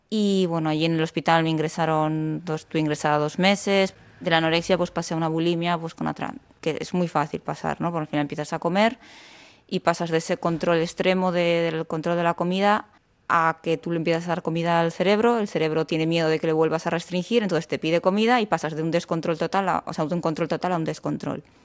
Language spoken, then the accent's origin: Spanish; Basque Country, Spain; now in Córdoba, Spain; soy del País Vasco